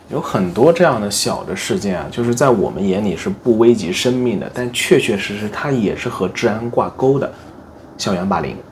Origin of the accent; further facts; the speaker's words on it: China; now in Japan; 我从小到大在中国长大